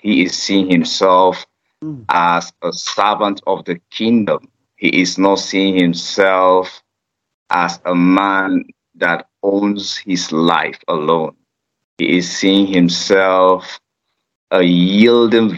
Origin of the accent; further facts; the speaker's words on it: Nigeria; I am from Nigeria and a citizen of Nigeria